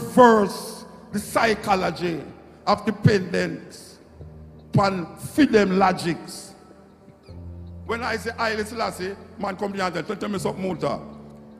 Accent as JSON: {"language": "English", "country": "Jamaica", "said": "I'm Jamaican"}